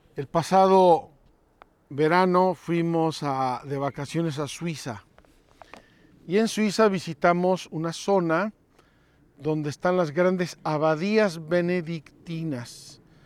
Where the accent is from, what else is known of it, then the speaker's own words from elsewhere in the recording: Mexico; Unos chiles que se hacen en mi tierra